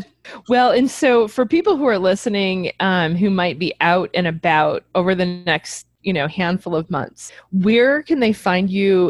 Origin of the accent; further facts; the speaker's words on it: Midwest, United States; being a Midwesterner